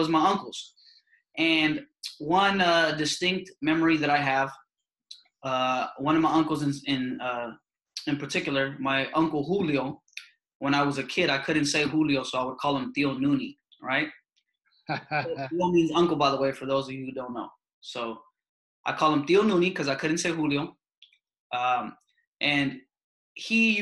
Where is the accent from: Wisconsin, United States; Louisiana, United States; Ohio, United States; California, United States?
California, United States; San Jose; growing up in San Jose